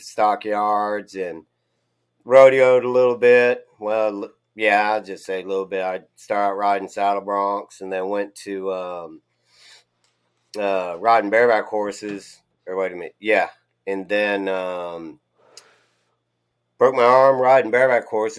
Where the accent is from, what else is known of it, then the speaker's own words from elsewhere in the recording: South Texas, United States; moved away as an adult; also born or lived in Wyoming; now in South Carolina, United States; I grew up in South Texas, and a triplet, twin brother, twin sister